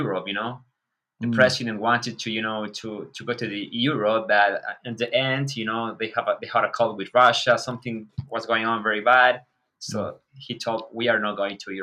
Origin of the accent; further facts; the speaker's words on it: Ecuador; moved away as an adult; now in Ukraine; I live in Ukraine like 10 years already with my wife. I have two kids. I'm from Ecuador